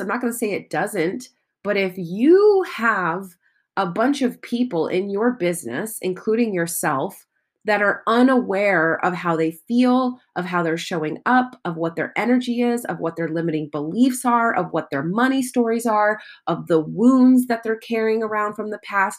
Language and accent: English; United States; I am American